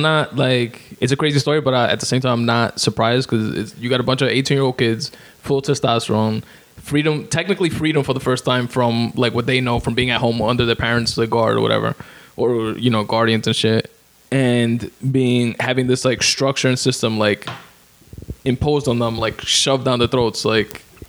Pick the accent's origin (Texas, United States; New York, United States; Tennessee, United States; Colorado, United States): New York, United States; I'm from Queens. I'm from Brooklyn.